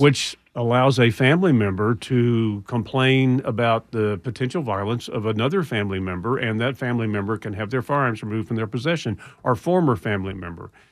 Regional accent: Houston, Texas, United States; I'm from Houston

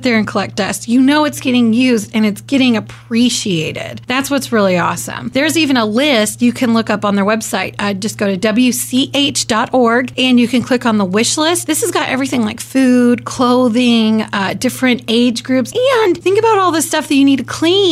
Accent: Kansas, United States; growing up in Kansas, Wichita's not that big

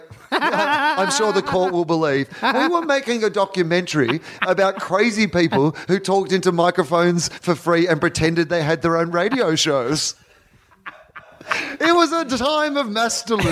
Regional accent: Australia; I'm Australian

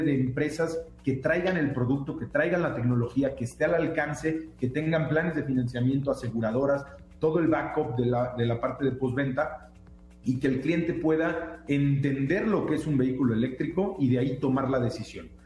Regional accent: Mexico; nosotros como mexicanos

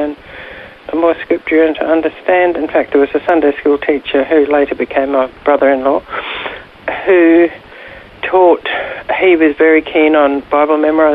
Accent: Ipswich, Queensland, Australia; moved away as an adult; also born or lived in India; I was born in Ipswich

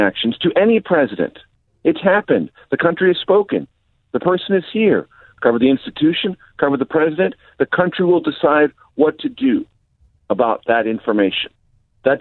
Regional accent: San Diego, California, United States; moved away as an adult; also born or lived in Missouri / Amarillo, Texas / Las Vegas, Nevada / Houston, Texas; now in Washington, United States; I grew up in San Diego

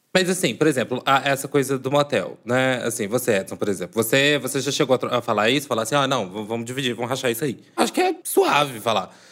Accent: Divinópolis, Minas Gerais, Brazil; sou do interior de Minas, já, né, assim, declarei que sou de Divinópolis

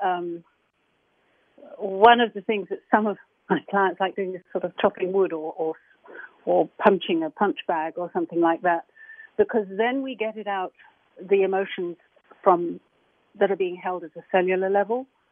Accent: England, United Kingdom; I'm English

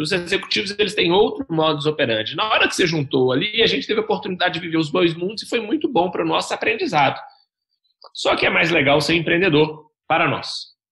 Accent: Belo Horizonte, Minas Gerais, Brazil; eu tenho 30 anos, sou natural de Belo Horizonte

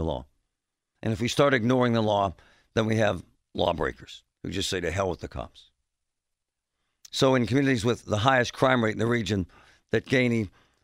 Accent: Pittsburgh, Pennsylvania, United States; I grew up in Shadyside

